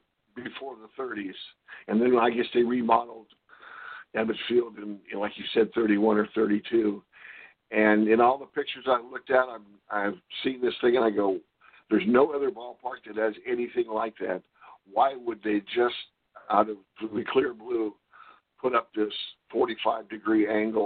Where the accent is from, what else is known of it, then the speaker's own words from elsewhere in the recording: New York, United States; born there; now in Los Angeles, United States; Oh yes, oh yes. I was born in New York, but we left in 1949, so never really had a chance. But when I moved out to LA and saw them at the Coliseum, I just became a huge, huge Dodger fan.